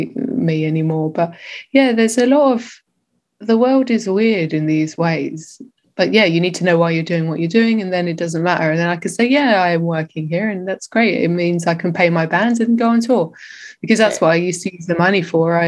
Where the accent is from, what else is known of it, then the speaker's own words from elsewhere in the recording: England, United Kingdom; now in Berlin, Germany; growing up in England